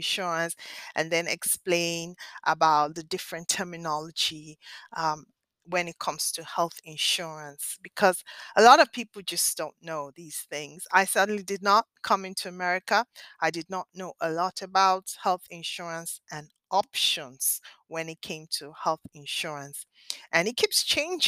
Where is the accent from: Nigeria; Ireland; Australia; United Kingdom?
Nigeria; now in Philadelphia, United States; I spent my formative years in Nigeria in West Africa.